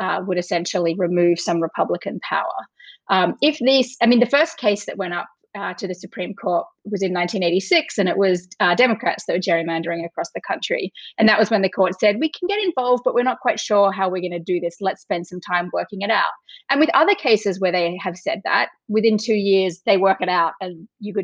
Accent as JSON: {"language": "English", "country": "Australia", "tie": "born or raised there", "also_born_or_lived": "Chicago / Wisconsin / Massachusetts", "accent": "Australian", "moved": "as an adult", "lives_now": "United States", "said": "I grew up in Australia. I am now an American citizen."}